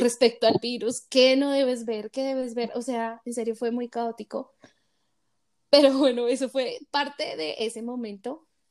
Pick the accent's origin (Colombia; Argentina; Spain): Colombia; Bogotá; moved away as an adult; now in Colorado, United States; Yo nací en Colombia, en la ciudad de Bogotá, tengo 27 años. Actualmente estoy viviendo en Estados Unidos, en el estado de Colorado.